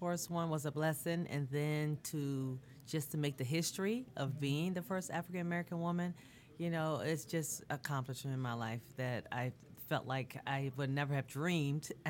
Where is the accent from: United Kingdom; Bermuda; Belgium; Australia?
Bermuda; moved away; I'm from Bermuda originally